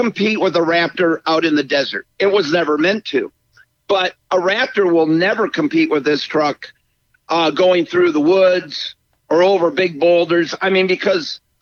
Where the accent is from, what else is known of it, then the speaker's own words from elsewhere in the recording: Michigan, United States; I grew up in Michigan